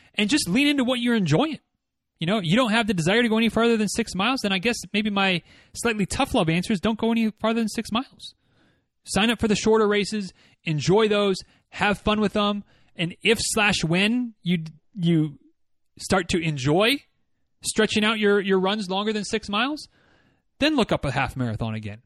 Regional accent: Michigan, United States; moved away; growing up in Michigan

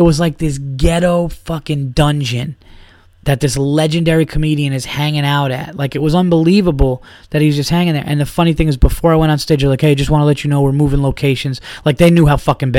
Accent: New York, United States; I'm a New York guy. You know, I'm a New Yorker.

